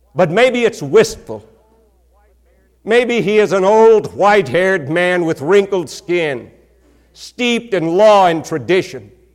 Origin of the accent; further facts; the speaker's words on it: Texas, United States; accent: country accent; I came from Texas, a particular part of Texas where we have a horrible country accent